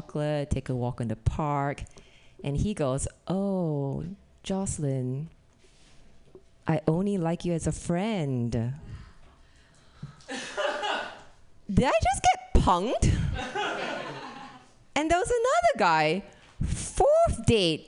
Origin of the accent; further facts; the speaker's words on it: Singapore; moved away as an adult; also born or lived in Indiana; now in California, United States; I'm originally from Singapore. I came to America for college.